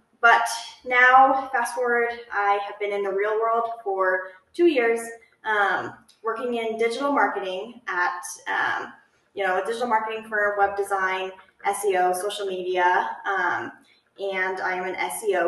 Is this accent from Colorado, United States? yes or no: yes; Golden, Colorado, United States; also born or lived in Fort Collins, Colorado; I grew up in Golden, Colorado, so only like an hour away from Fort Collins, where we are now